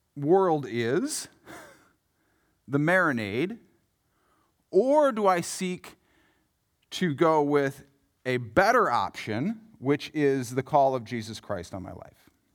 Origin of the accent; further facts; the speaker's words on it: Yankton, South Dakota, United States; I grew up in Yankton, South Dakota, home of the Bucks and the Gazelles